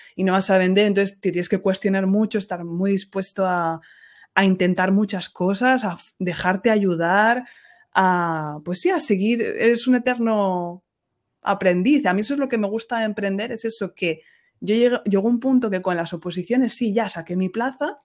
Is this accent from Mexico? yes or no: no; Ciudad Real, Castilla-La Mancha, Spain; now in France; allí en Ciudad Real, de donde yo soy